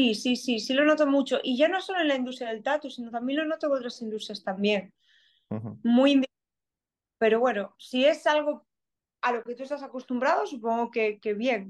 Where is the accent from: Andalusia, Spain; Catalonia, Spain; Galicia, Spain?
Galicia, Spain; A Coruña; accent: Galician; moved away as an adult; also born or lived in South Korea / Finland / Canada; now in Melbourne, Australia; yo soy de Coruña, soy de una ciudad relativamente pequeña